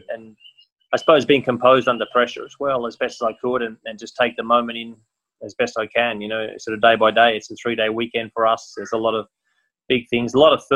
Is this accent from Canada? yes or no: no; Australia; it was in my home country